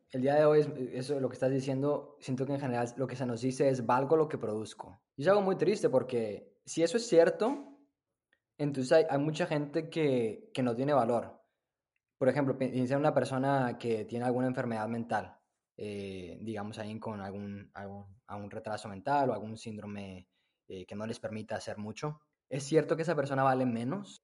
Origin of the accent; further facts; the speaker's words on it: Monterrey, Nuevo León, Mexico; moved away as an adult; also born or lived in Austin, Texas; now in United States; soy originario de, de Monterrey, ahí crecí